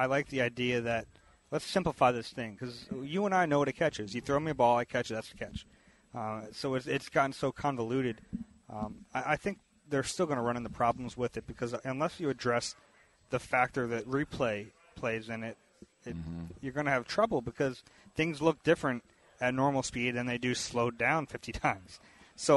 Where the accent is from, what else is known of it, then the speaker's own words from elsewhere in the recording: Philadelphia, Pennsylvania, United States; also born or lived in Houston; I grew up in Philly